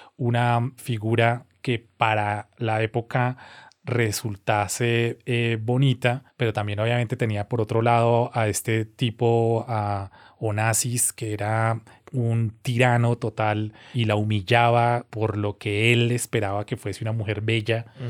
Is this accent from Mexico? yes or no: no; Colombia